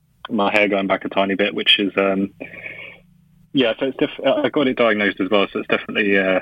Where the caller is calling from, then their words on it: London, United Kingdom; I'm calling from London at the moment.